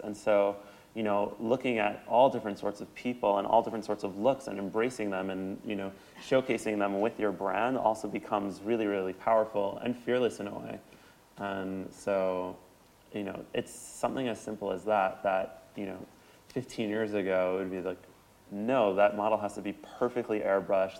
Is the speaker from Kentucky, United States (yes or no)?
no; New York, United States; I grew up in New York